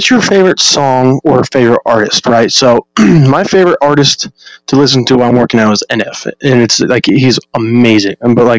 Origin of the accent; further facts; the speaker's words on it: Ohio, United States; You know, obviously, future UFC champ, defending it 15 times. I'm from Ohio.